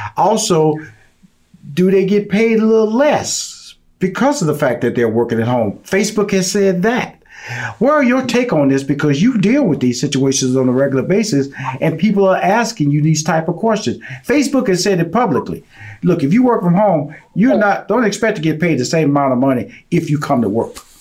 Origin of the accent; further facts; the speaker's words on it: Houston, Texas, United States; I'm born and raised in Houston, Texas